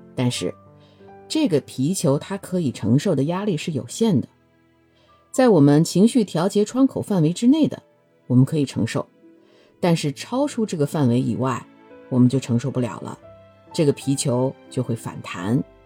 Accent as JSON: {"language": "Chinese", "country": "China", "said": "我们中国人"}